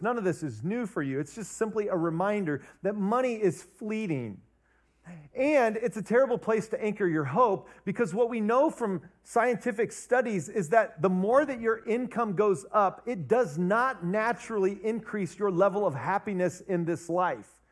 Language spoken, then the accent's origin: English; Ohio, United States; now in Wisconsin, United States; I was born and raised in Ohio